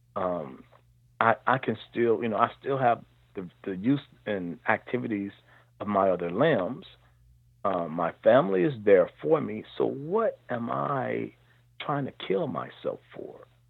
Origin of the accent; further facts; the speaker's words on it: Cincinnati, Ohio, United States; also born or lived in Marion, Alabama / Atlanta / Lexington; I um, grew up in Cincinnati, Ohio. I moved here um, fairly early in my life before I was one year old